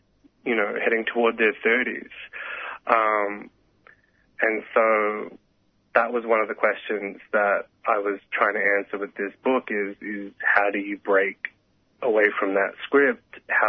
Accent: Sydney, New South Wales, Australia; my closest queer friends who I grew up with in Western Sydney.

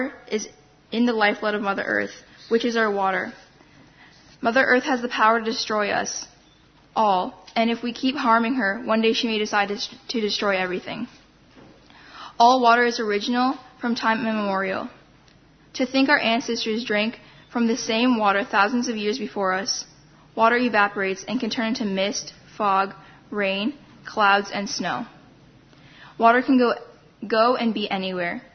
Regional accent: Wiikwemkoong, Ontario, Canada; also born or lived in Thunder Bay, Ontario; I'm from Wukwamukong on Manitouan Island, which is in northern Ontario in Canada

